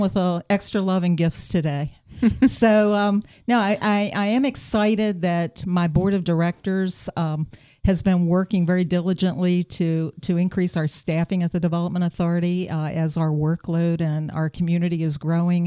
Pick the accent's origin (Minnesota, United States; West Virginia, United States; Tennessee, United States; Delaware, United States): West Virginia, United States; South Berkeley County; growing up in South Berkeley County